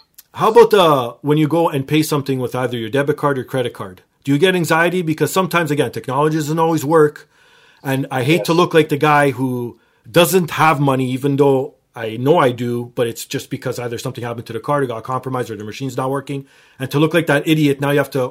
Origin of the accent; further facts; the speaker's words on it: Canada; I am Canadian